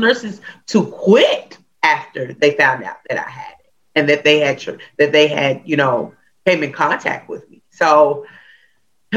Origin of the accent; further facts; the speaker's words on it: Hawaii, United States; growing up in Hawaii, music is everywhere